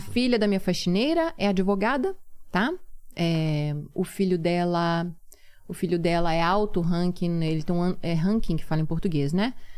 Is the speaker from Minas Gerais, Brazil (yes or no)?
yes; Minas Gerais, Brazil; moved away as an adult; now in Turkey; eu sou mineira, eu falo arredar